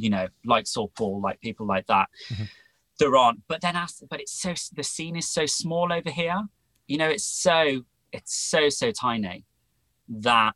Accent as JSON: {"language": "English", "town": "Wolverhampton", "region": "West Midlands", "country": "United Kingdom", "tie": "born or raised there", "also_born_or_lived": "Liverpool / Bristol", "moved": "as an adult", "said": "I grew up in the Midlands, so the middle of the country, in a city called Wolverhampton"}